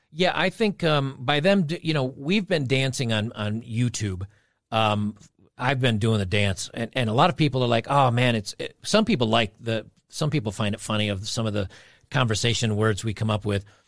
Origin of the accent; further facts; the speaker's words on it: New York, United States; I grew up in New York